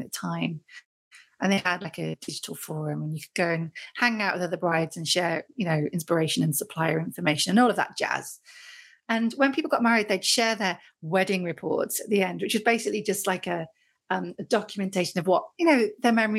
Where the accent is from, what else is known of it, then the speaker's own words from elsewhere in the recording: Great Haywood, West Midlands, United Kingdom; moved away as an adult; now in North Yorkshire, United Kingdom; I grew up in the Midlands, mm-hmm, grew up in a little village called Great Heywood, which is near Stafford